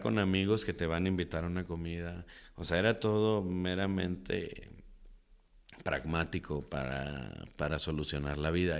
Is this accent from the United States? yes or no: no; Guadalajara, Jalisco, Mexico; crecí en Santa Tere, en el mero barrio muy movido, Jesús García e Iturbide